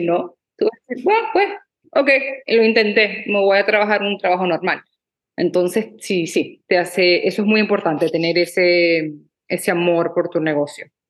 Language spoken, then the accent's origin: Spanish; Maracaibo, Zulia, Venezuela; also born or lived in Abu Dhabi; now in Los Angeles, United States; yo soy de Maracaibo, Venezuela